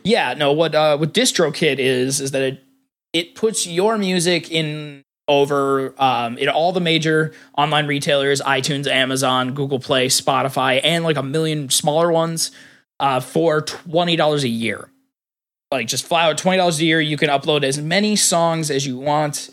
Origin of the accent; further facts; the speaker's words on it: United States; I grew up in, I grew up in Hick Town, U S A.